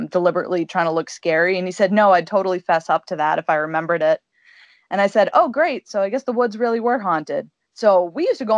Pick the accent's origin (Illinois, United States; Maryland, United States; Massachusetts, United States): Massachusetts, United States; born and raised in New England. Specifically Massachusetts